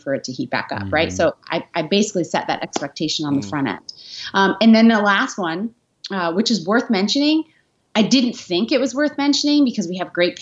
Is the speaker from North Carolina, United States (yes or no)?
no; New York, United States; also born or lived in Washington, D.C.; now in Nashville, United States; I'm from New York and I lived in D.C. For 8 years